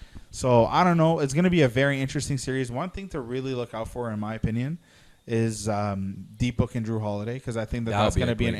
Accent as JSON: {"language": "English", "country": "Slovenia", "second_language": "English", "said": "My home country, Slovenia, we qualified. So I was very happy about that. I celebrated yesterday with my Slovenian brothers."}